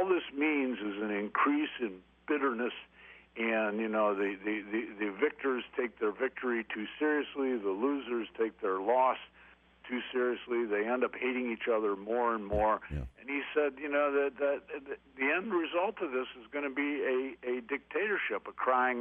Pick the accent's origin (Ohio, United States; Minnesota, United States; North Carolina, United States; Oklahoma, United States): Ohio, United States; Toledo; I'm from Toledo